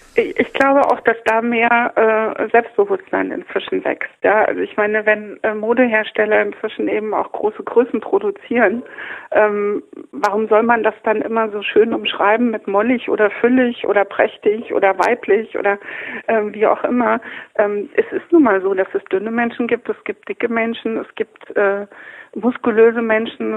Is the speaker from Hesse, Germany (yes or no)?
yes; Kassel, Hesse, Germany; moved away; also born or lived in Munich; Ich habe 30 Jahre in München gelebt, komme aber aus Kassel, bin in Kassel geboren